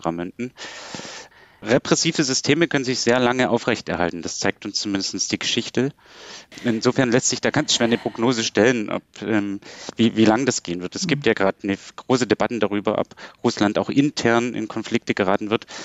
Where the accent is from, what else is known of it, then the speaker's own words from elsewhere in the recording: Saxony, Germany; ich meine, ich komme aus Sachsen